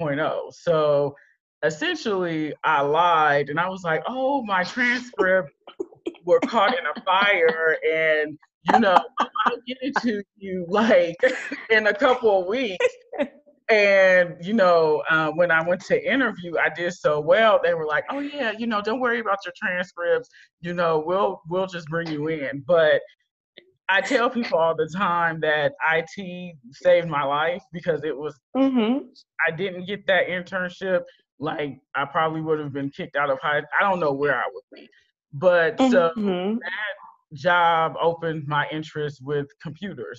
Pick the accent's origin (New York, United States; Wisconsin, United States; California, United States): California, United States; Berkeley; I went to community college in my hometown of Berkeley, California